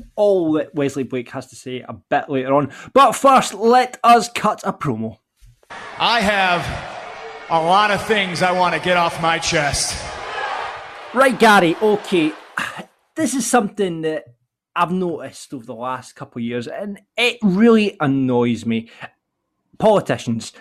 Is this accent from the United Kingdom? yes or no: yes; Larbert, Scotland, United Kingdom; I am from Larbert